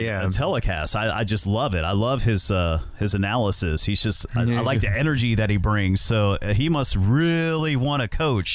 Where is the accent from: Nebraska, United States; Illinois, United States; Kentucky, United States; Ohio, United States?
Ohio, United States; I'm from Ohio